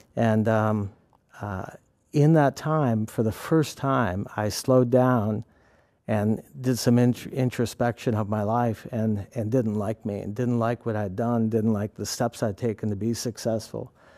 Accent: Canada; also born or lived in New York; now in Penn Yan, United States; I grew up in Canada

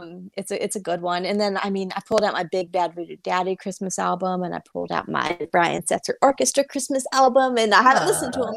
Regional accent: Bakersfield, California, United States; a very short-lived television show based in my hometown, Bakersfield PD.

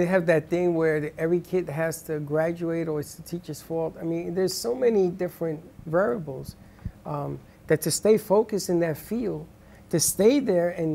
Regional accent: New York City, New York, United States; growing up in the Bronx

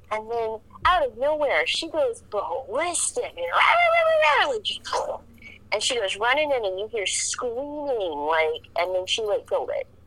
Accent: Louisiana, United States; we grew up in Louisiana

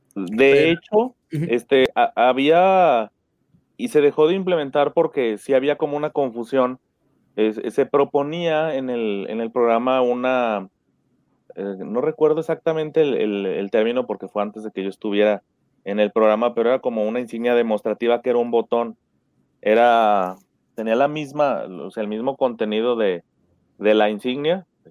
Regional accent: Aguascalientes, Mexico; yo soy de Aguascalientes

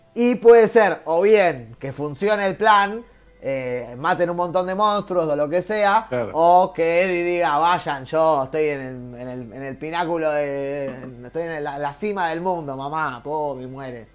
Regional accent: Argentina; somos jodones los argentinos

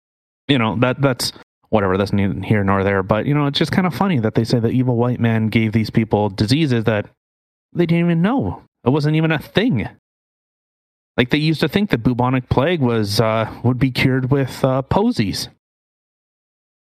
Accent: Canada; I was born in Canada

